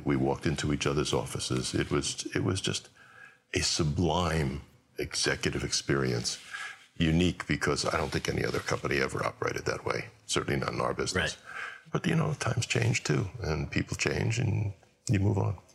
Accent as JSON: {"language": "English", "region": "New York", "country": "United States", "also_born_or_lived": "Los Angeles", "said": "I'm a New Yorker"}